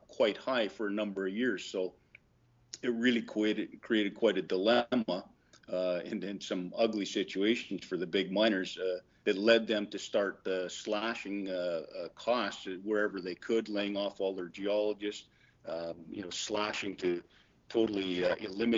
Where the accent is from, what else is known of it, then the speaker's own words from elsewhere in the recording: Vancouver, British Columbia, Canada; I'm from Canada, from Vancouver